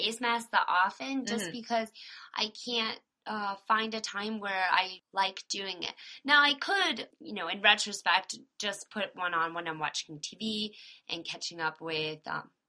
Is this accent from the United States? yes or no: yes; Florida, United States; I'm from Florida.